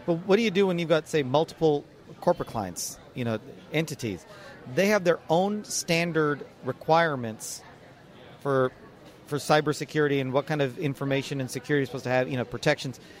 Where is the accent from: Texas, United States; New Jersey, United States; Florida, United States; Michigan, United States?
Texas, United States; Dallas; Dallas, Texas. You know, it's my hometown